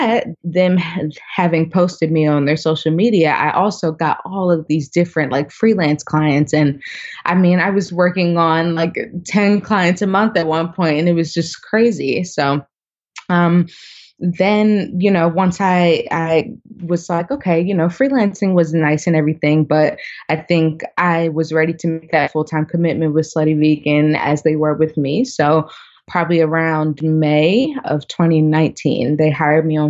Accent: Baltimore, Maryland, United States; now in Atlanta, United States; I am born and raised in Baltimore. Family is from there

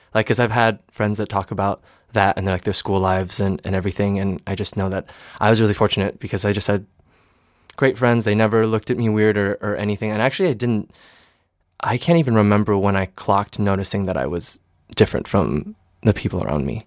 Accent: East Lansing, Michigan, United States; also born or lived in New Orleans / Miami / San Diego; now in New York City, United States; I always say I'm from Michigan. I grew up in East Lansing

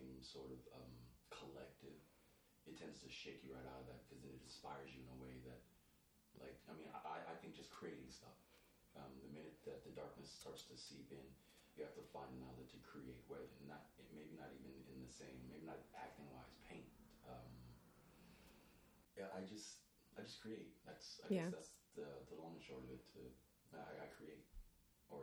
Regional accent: New York, United States; When I lived here in the city, growing up in New York

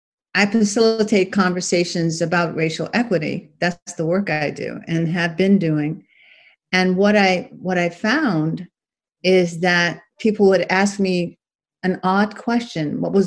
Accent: Washington, District of Columbia, United States; moved away as an adult; also born or lived in Los Angeles; now in Oakland, United States; I grew up in Washington, D.C., and then John Huggins and I decided to travel across the country, and we ended up in Los Angeles

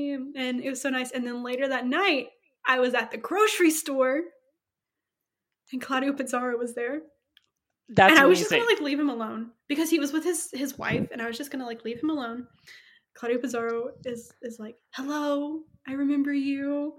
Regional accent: Memphis, Tennessee, United States; now in Philadelphia, United States; I am from Memphis, Tennessee, but I currently live in Philadelphia, Pennsylvania.

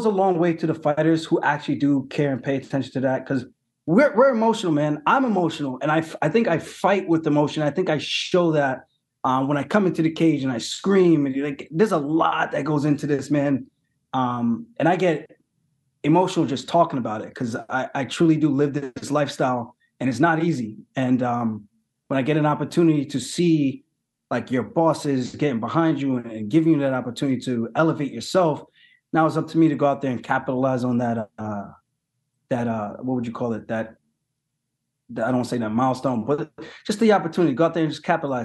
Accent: United States; born or raised there

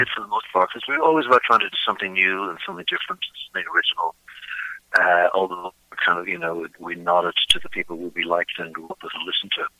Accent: Dublin, Leinster, Ireland; moved away as an adult; also born or lived in Pittsburgh; now in United States; I grew up in Dublin.

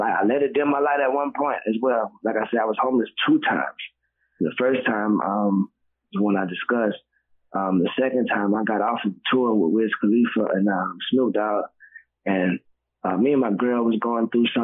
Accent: the South, United States; now in Atlanta, United States; we're from the South

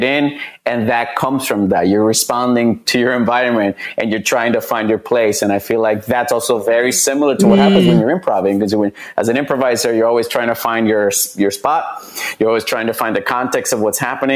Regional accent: Puerto Rico; moved away as an adult; also born or lived in Fresno, California; now in Los Angeles, United States; I grew up like in Puerto Rico

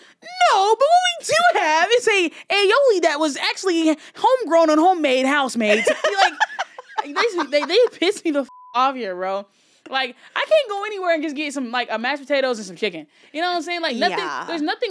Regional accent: the South, United States; I'm from the South, like

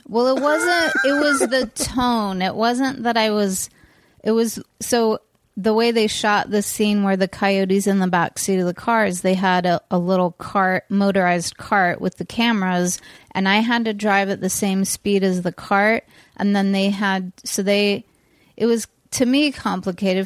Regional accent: California, United States; we grew up in California

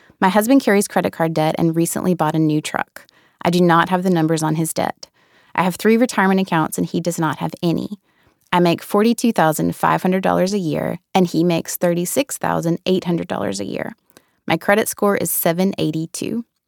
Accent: the South, United States; Growing up in the South, there's such a rich history of oral tradition down there.

